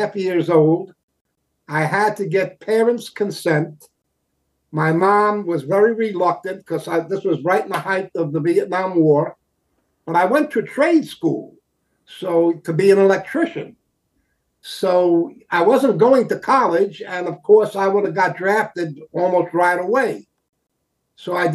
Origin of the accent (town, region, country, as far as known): New York City, New York, United States; born or raised there; moved away as an adult; also born or lived in Toms River, New Jersey; now in Florida, United States